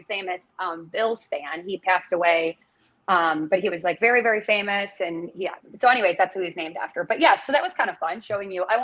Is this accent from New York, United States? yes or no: yes; Buffalo, New York, United States; now in Green Bay, United States; I'm from Buffalo